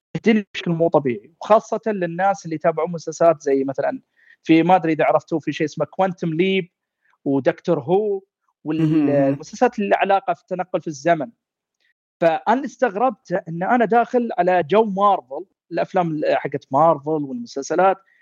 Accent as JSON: {"language": "Arabic", "country": "Saudi Arabia", "said": "إحنا كعائلة سعودية"}